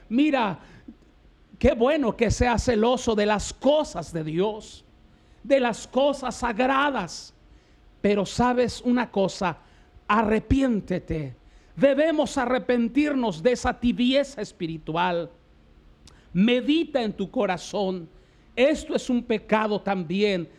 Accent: Mexico; nuestra nación de México

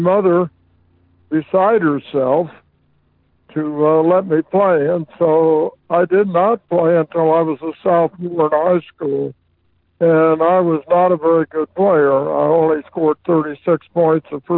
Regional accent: Monticello, Indiana, United States; I was born in Monticello, Indiana

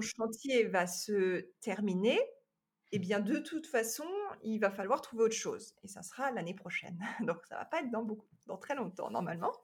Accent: France; moved away as an adult; also born or lived in Los Angeles area, United States; now in Los Angeles, United States; je suis française, française

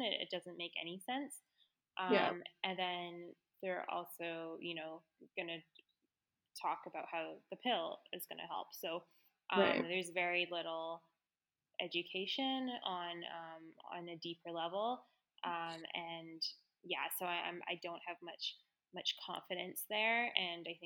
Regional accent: Victoria, British Columbia, Canada; I grew up in Victoria.

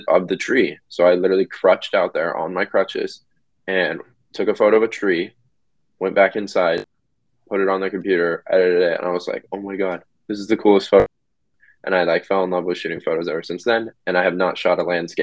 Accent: Sacramento, California, United States; I'm from Sacramento, California

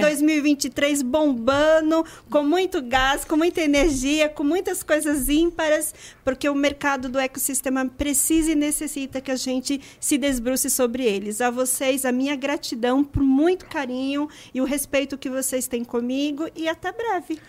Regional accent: Northeast Region, Brazil; moved away; como nordestina, e eu sei as dificuldades de um nordestino chegar na cidade grande

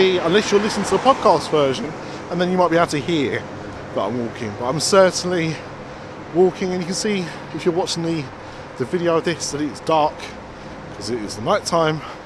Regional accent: Essex, East of England, United Kingdom; I'm from Essex, that's what we do.

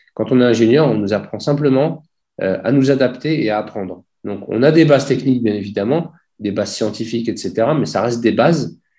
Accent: Clamart, Île-de-France, France; moved away as an adult; also born or lived in Dubai; je suis né en région parisienne, à Clamart

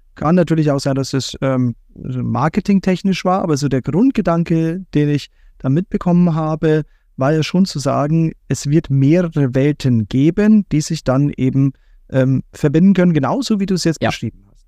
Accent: Bavaria, Germany; wir kommen ja beide aus Bayern.

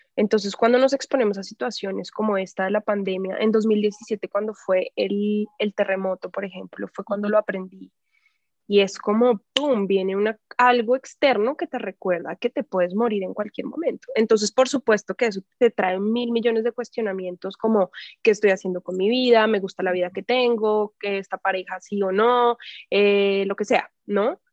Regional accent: Bogotá, Colombia; moved away as an adult; also born or lived in Mexico City, Mexico; now in Tepoztlán, Mexico; yo soy de Bogotá y crecí en la ciudad, o sea, crecí en el campo un rato porque vivía a las afueras de Bogotá en mi infancia

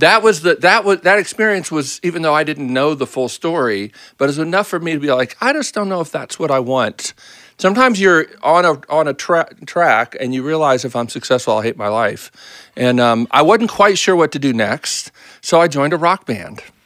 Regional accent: Baltimore, Maryland, United States; moved away as an adult; also born or lived in Boston; now in Nashville, United States; I grew up in Baltimore

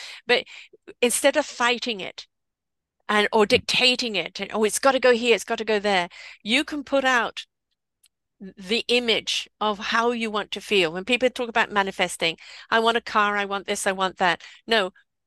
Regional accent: England, United Kingdom; I am English.

